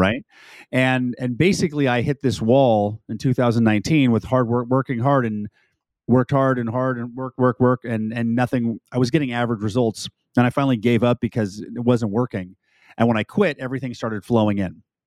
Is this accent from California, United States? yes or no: yes; California, United States; now in Texas, United States; Former, formerly a California, now I'm a Texan